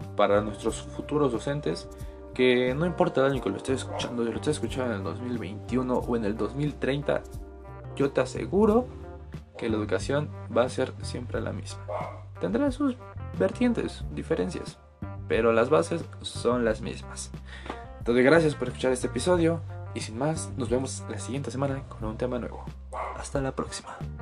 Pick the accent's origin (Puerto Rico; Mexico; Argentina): Mexico; Ixmiquilpan, Hidalgo; yo soy de Ixmiquilpan, Hidalgo.